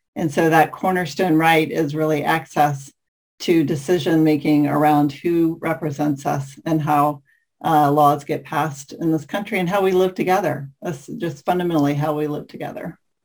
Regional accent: the South, United States; as a white person growing up in the South

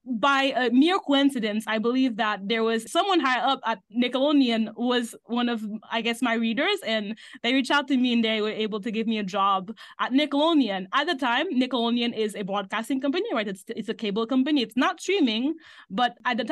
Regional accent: Haiti; moved away as an adult; now in United States; So I grew up in Haiti my whole life. I came to the US for college

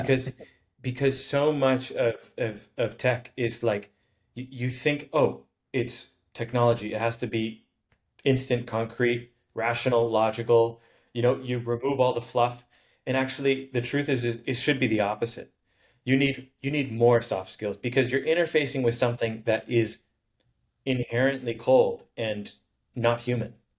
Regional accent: Honolulu, Hawaii, United States; I grew up in Hawaii in uh, Honolulu

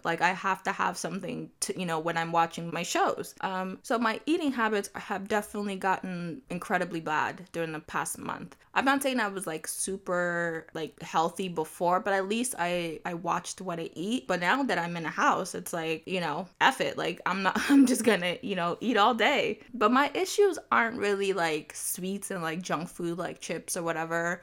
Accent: Nigeria; I am Nigerian

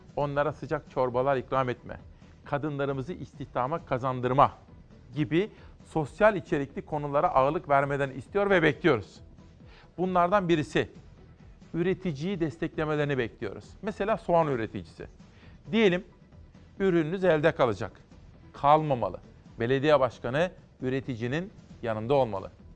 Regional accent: Simav, Kütahya, Turkey; moved away as an adult; also born or lived in Ankara; now in Istanbul, Turkey; Ben Kütahya Simavlıyım. Ben 48 yaşındayım efendim. 1972 doğumluyum. 1989'a kadar Simav'da yaşadım.

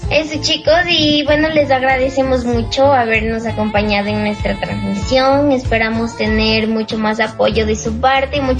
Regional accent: Ecuador; somos ecuatorianos y estamos muy gustosos de asistir en este programa

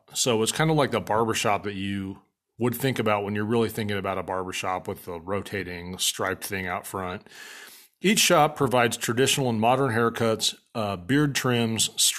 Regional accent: Papillion, Nebraska, United States; So where I grew up in Papillion, Nebraska, there was a guy who owned a barbershop downtown

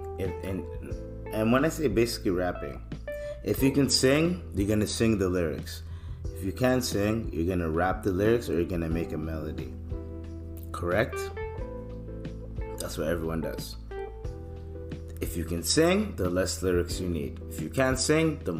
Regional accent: Canada; also born or lived in East Africa; I'm African, I'm East African, I'm Canadian

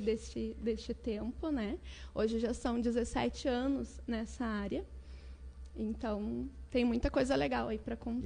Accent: Porto Alegre, Rio Grande do Sul, Brazil; nasci em Porto Alegre

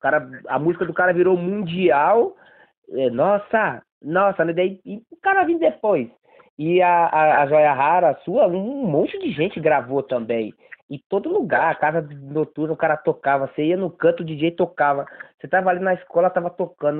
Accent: Bahia, Brazil; now in São Paulo, Brazil; eu, sou baiano

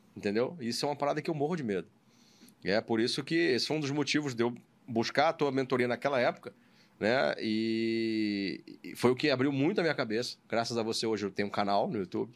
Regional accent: Rio de Janeiro, Brazil; also born or lived in São Paulo; eu sou do aqui do Rio de Janeiro, nascido e criado aqui

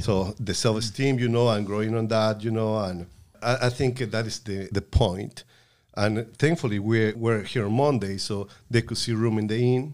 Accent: Puebla, Mexico; moved away; in Puebla, my home state, uh, we used to go to the Methodist Church

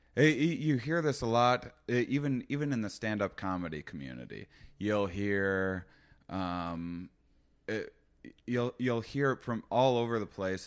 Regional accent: Wisconsin, United States; moved away; First off, I'm from Wisconsin. I'm from a very small town in Wisconsin.

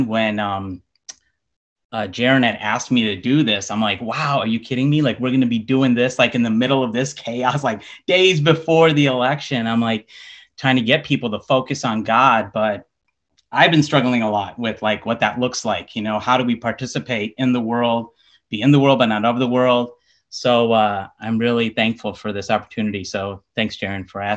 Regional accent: Chicago, Illinois, United States; I was born and raised in Chicago, Illinois.

